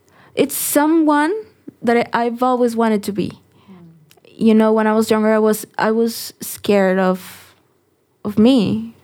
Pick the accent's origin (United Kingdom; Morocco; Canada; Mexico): Mexico; Tijuana, Baja California; now in Mexico City, Mexico; I'm from Tijuana, so I grew up listening